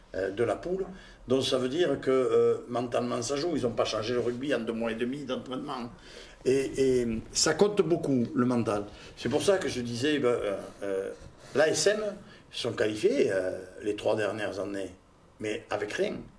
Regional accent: Toulouse, Occitania, France; accent: toulousain; j'ai l'accent toulousain et que j'ai joué à Toulouse longtemps

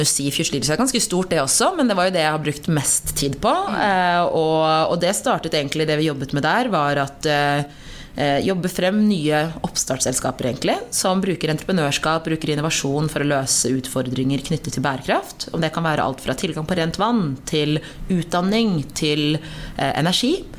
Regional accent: Norway; jeg har bakgrunn fra Eritrea, men født og oppvokst i Norge

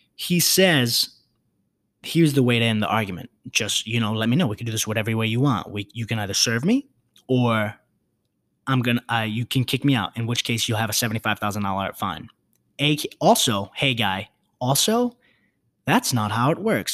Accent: New York City, New York, United States; I'm from the Bronx

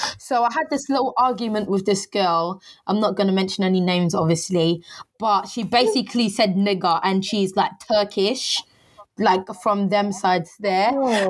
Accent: Harlow, East of England, United Kingdom; Let me give you some context of where I grew up. I grew up in Harlow, Essex. I went to secondary school.

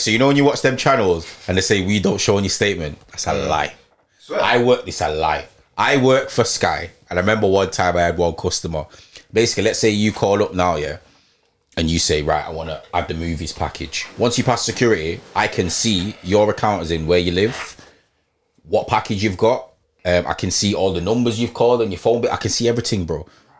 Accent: Leeds, Yorkshire and the Humber, United Kingdom; because remember I came from Leeds to Chester for uni

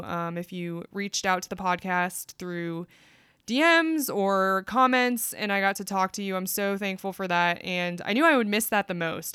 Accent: United States; also born or lived in South Korea; my experience of being Korean American

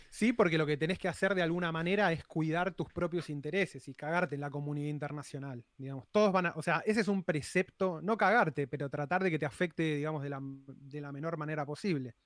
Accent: Argentina

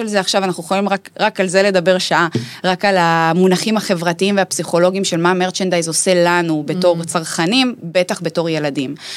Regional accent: Dimona, Southern District, Israel; שגדלתי בפריפריה, בדימונה

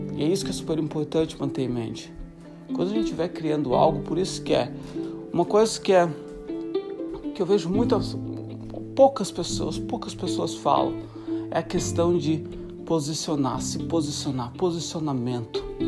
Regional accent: Santa Catarina, Brazil; moved away as an adult; Sou de Santa Catarina, Brasil, e tô há dois, dois meses, dois, dois, três meses de completar sete anos fora do Brasil.

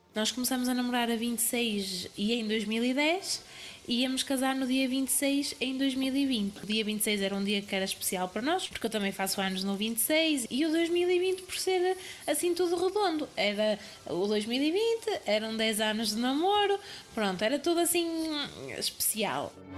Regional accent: Guimarães, Norte, Portugal; sou de Guimarães, vou fazer 26 anos

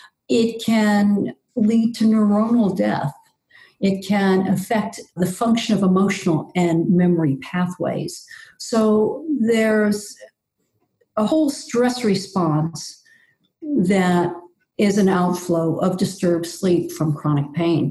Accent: New York City, New York, United States; moved away; also born or lived in Ecuador; I grew up on Staten Island in New York City back when it was almost rural

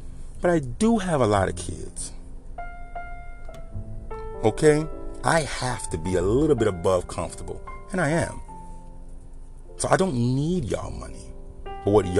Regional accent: Louisiana, United States; I'm from the South. I'm from Louisiana.

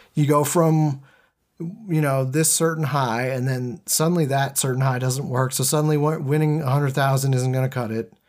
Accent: Massachusetts, United States; moved away; also born or lived in Boston; I'm from Massachusetts

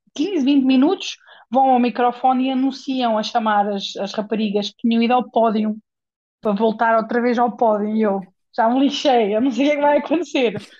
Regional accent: Portugal; moved away; also born or lived in England / Spain; havia um ginásio na zona de onde eu sou, de Portugal, na zona da Nadia

